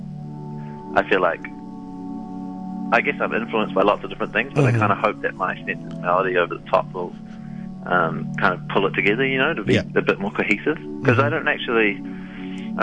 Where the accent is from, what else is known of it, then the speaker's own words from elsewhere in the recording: Auckland, New Zealand; I'm from Auckland